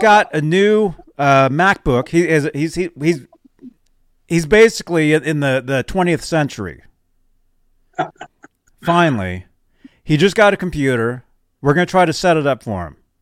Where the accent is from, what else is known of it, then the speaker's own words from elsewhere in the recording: Phoenix, Arizona, United States; moved away; also born or lived in Nebraska; that's my hometown. That's where I was born